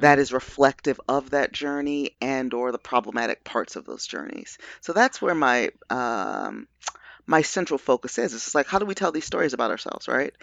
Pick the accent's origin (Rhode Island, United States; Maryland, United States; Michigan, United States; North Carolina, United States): Maryland, United States; Baltimore; I'm a Baltimore nati-, native